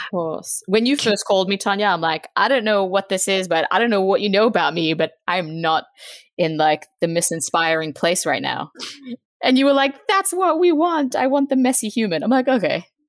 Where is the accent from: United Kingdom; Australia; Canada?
Australia; moved away as an adult; now in Virginia, United States; I'm from Australia. I'm 28. I'm now living in Virginia.